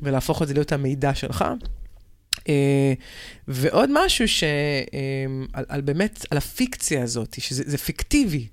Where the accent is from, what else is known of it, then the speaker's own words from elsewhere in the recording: near Bnei Brak, Tel Aviv District, Israel; אני גדלתי ליד בני ברק